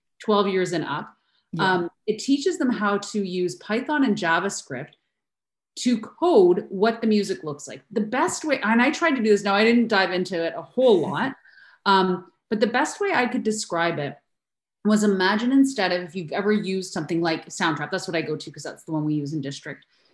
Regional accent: Canada; I'm Canadian

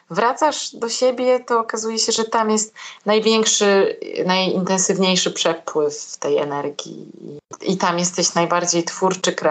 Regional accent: Katowice, Silesian Voivodeship, Poland; Ja jestem z Katowic.

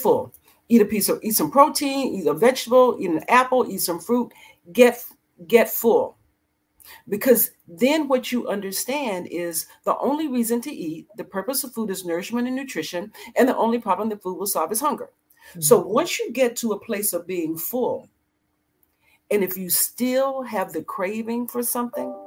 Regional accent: the South, United States; moved away as an adult; also born or lived in Dallas; now in Annapolis, United States; I grew up in the 60s in the desegregating South in a small Southern country town

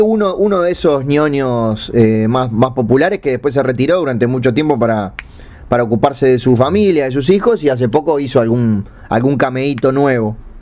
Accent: Uruguay; yo soy uruguayo

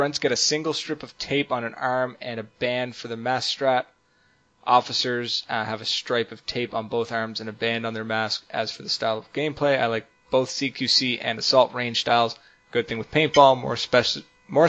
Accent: Canada; We're Canadian now.

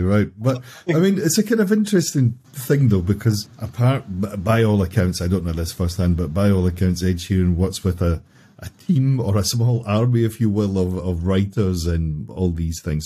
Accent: Glasgow, Scotland, United Kingdom; my hometown

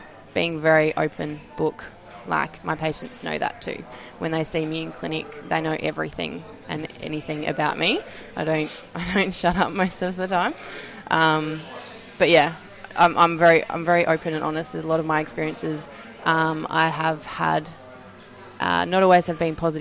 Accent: Mildura, Victoria, Australia; also born or lived in Melbourne; I was born and I grew up in Mildura, just a country girl

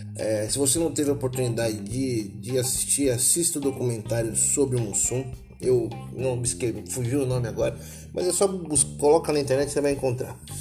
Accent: Taboão da Serra, São Paulo, Brazil; sou uma pessoa que fui criado é, numa, numa Taboão da Serra, uma cidade é, com as suas zonas periféricas aqui de São Paulo.

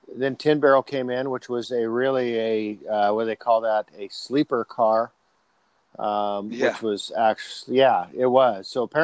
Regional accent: California, United States; So, I grew up in the San Joaquin Valley. San Joaquin Valley is very dry.

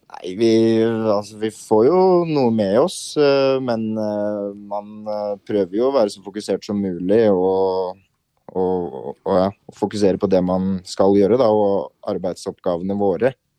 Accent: Larvik, Vestfold, Norway; moved away as an adult; now in Moss, Norway; Jeg er fra Larvik

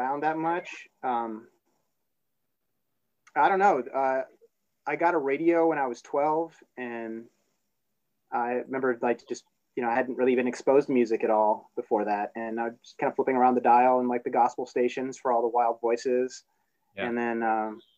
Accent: Chicago suburbs, Illinois, United States; also born or lived in New Jersey / Hollywood, California / Boston; I was born in Jersey, but my folks split up and got back together. And when they did, my dad had a job offer in Illinois. So he dragged us up to Chicago Burbs. And then, you know, was here through high school

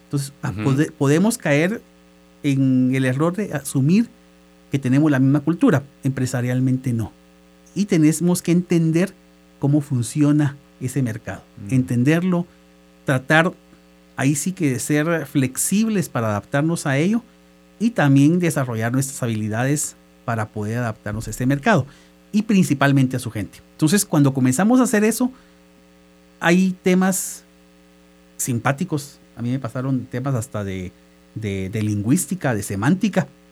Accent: Guatemala; moved away as an adult; now in El Salvador; Yo soy guatemalteco

